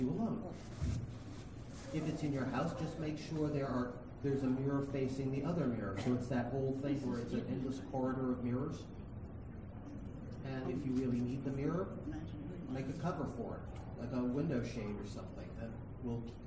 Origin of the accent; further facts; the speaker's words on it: New England, United States; I'm from New England. We've got nasty spirits every 10 or 15 miles